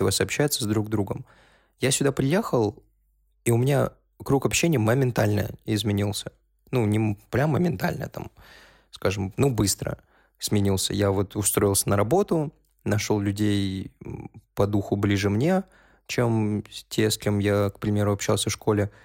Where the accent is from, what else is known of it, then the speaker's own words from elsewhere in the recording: North Caucasus, Russia; also born or lived in Uzbekistan; now in Moscow, Russia; Я из Кавказа